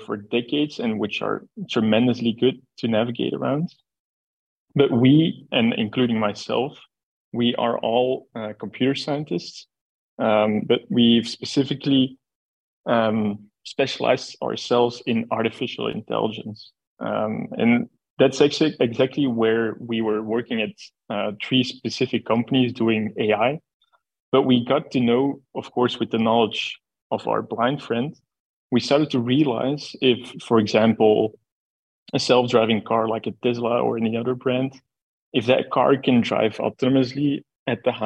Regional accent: Belgium; we are from Belgium

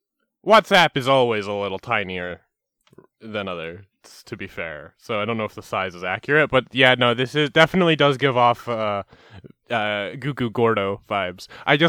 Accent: Canada; accent: Canadian; I'm from Canada, so you're gonna... the Canadian accent's tricky because I slip into Minnesota so easily.

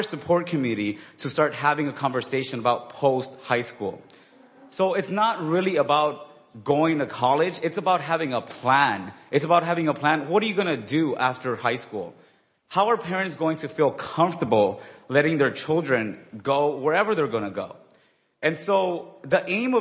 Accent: Inglewood, California, United States; I grew up in Inglewood, which is near the airport

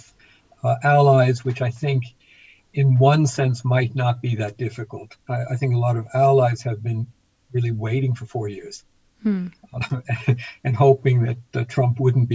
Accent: United States; now in Stockholm, Sweden; you can hear from my accent, originally from the United States

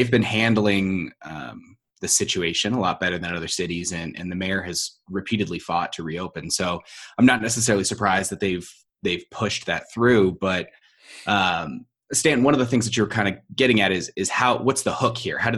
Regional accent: San Diego, California, United States; I'm actually from San Diego, and and San Diego's been fighting this a lot

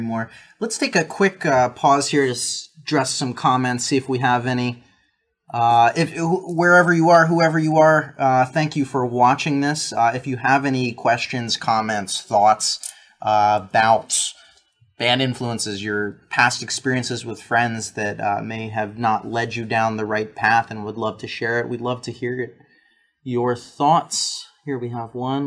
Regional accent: New Jersey, United States; also born or lived in Lancaster, Pennsylvania; most of my adolescence, teenage, high school years, early college was New Jersey

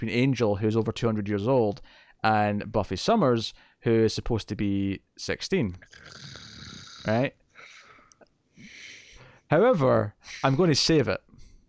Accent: Scotland, United Kingdom; I'm from Scotland.

